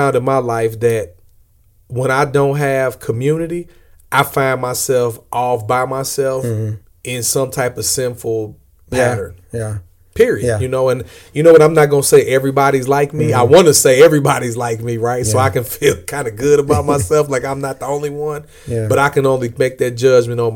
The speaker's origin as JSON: {"language": "English", "town": "St. Louis", "region": "Missouri", "country": "United States", "said": "I'm from St. Louis"}